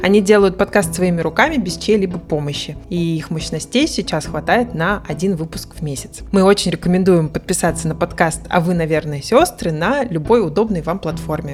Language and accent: Russian; Mari El, Russia; я выросла в Мариэл